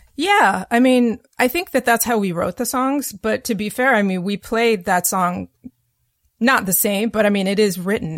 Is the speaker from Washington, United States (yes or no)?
yes; Vancouver, Washington, United States; moved away as an adult; now in New York, United States; growing up as a kid until high school, the end of high school, I was in Vancouver, Washington, which is not Vancouver, Canada.